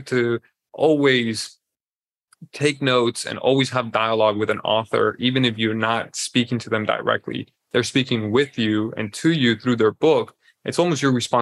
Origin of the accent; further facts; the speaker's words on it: Colombia; I am born and raised in Colombia